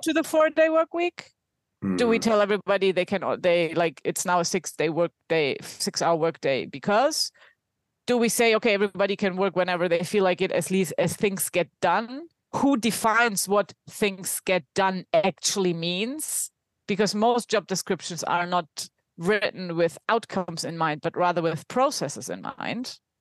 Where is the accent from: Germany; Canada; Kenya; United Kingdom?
Germany; accent: German; English is a second language; now in Spain; based in Spain, though from my accent, you can tell that I'm German